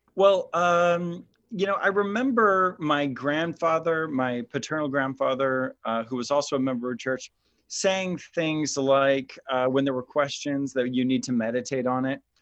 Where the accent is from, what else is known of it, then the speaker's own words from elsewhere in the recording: Midwest, United States; I grew up in the Midwest